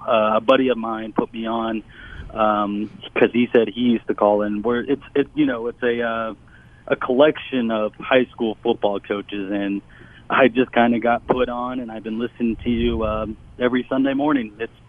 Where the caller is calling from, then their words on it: Louisville, Kentucky, United States; I am calling from Jefferson County in Kentucky.